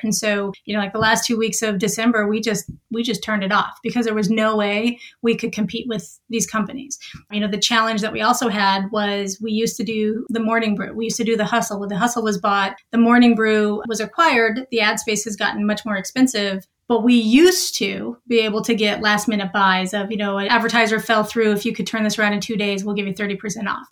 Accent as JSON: {"language": "English", "region": "Montana", "country": "United States", "also_born_or_lived": "Boston", "moved": "as an adult", "said": "I'm originally from a small town in Montana"}